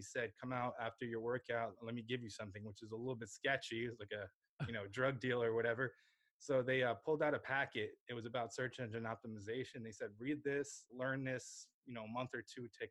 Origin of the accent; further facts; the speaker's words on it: New Jersey, United States; also born or lived in Lviv, Ukraine; I grew up in New Jersey. I went to school here